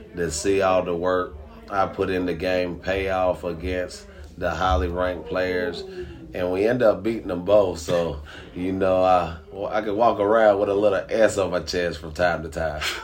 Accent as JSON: {"language": "English", "region": "Tennessee", "country": "United States", "said": "I'm originally from Tennessee"}